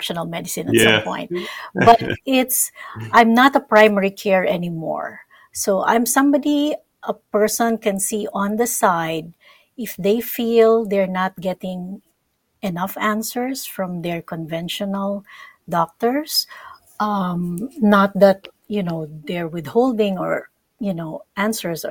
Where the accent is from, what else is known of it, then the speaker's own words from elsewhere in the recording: Philippines; moved away; I'm from the Philippines